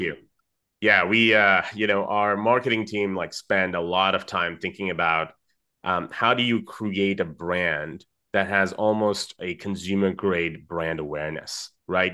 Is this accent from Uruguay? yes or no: no; Dubai, United Arab Emirates; I, um, am Indian originally. I grew up in Dubai